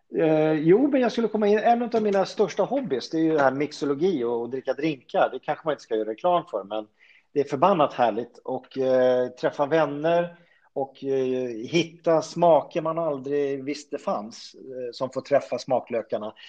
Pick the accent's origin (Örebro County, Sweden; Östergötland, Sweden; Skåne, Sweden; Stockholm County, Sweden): Stockholm County, Sweden; Solna; also born or lived in Sundbyberg; född och uppväxt i Solna